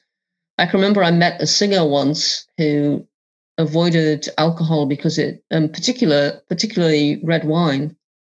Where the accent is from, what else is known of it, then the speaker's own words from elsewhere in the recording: England, United Kingdom; as a kid, I grew up in England and we didn't have daytime TV when I was growing up